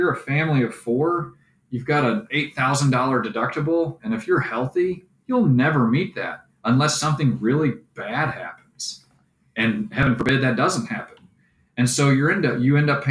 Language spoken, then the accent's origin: English; St. Louis, Missouri, United States; moved away as an adult; also born or lived in Texas; we're both from the St. Louis area